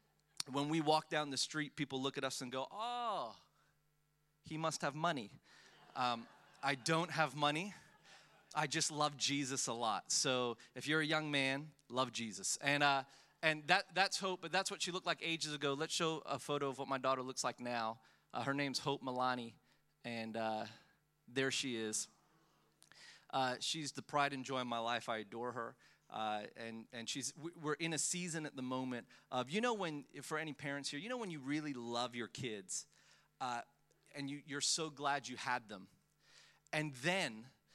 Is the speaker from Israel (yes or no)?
no; Melbourne, Victoria, Australia; also born or lived in Philippines; I was born in the Philippines. I have massive identity issues. I don't know where I'm from. I moved to Melbourne when I was 10 years old. At the age of 10, I came from the Philippines and moved to Melbourne